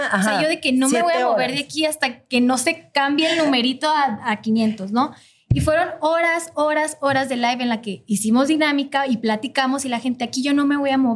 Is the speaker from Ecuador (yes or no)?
yes; Ecuador; yo soy de Ecuador